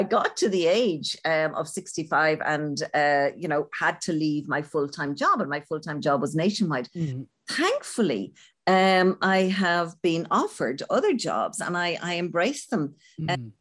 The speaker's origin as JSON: {"language": "English", "country": "Ireland", "said": "we don't give ourselves credit as Irish people for how creative we are"}